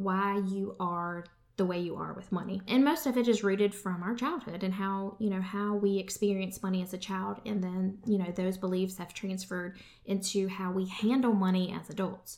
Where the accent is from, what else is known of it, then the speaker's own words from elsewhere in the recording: United States; We as American people